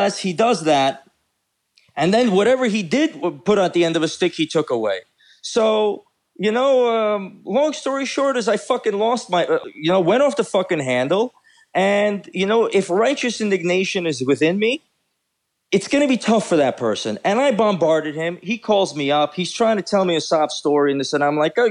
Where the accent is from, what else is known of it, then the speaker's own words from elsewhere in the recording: Baku, Azerbaijan; moved away; I am from Baku, Azerbaijan.